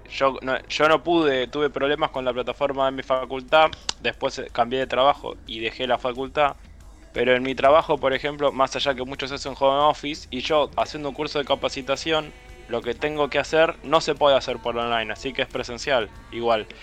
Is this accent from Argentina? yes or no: yes; Argentina; nosotros que somos argentinos